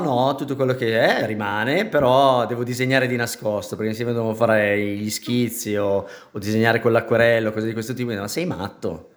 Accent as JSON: {"language": "Italian", "town": "Milan", "region": "Lombardy", "country": "Italy", "tie": "born or raised there", "said": "sono nata a Milano, papà toscano, mamma milanese"}